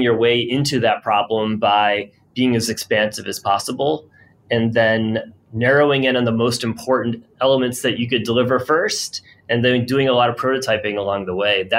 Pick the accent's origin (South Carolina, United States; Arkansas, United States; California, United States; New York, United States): New York, United States; Rochester; I'm from Rochester, New York, and I watched during my adolescence lots of my friends' parents get laid off